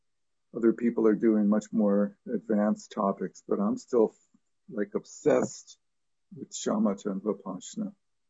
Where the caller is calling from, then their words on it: Sleepy Hollow, New York, United States; I'm dialing in from Sleepy Hollow tonight, which is in New York State. It's actually a real place.